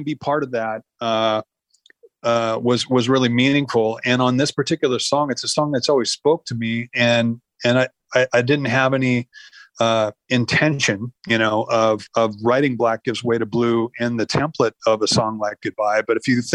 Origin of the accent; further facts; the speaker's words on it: the Northwest, Pacific Northwest, United States; I come from the Northwest